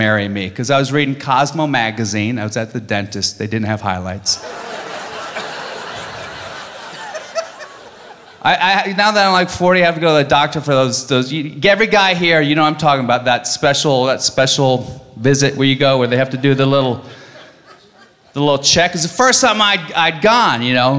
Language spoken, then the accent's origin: English; Virginia, United States; moved away; I'm from Virginia, right? People back there are kind of ignorant.